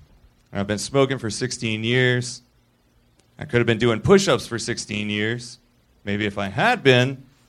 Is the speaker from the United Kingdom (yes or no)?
no; the South, United States; I'm from the South.